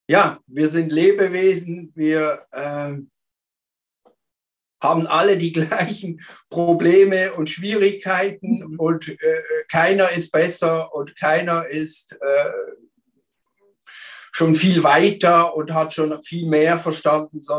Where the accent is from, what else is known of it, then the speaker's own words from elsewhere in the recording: Basel, Basel-Stadt, Switzerland; moved away; Und früher war ich in der Schweiz, in Basel. Ursprünglich komme ich aus Basel, äh, bin Vater von drei Kindern